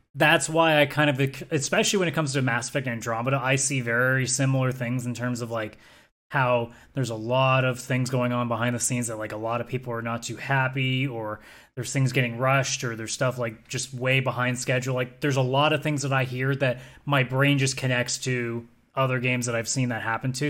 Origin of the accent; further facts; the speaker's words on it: Canada; as a Canadian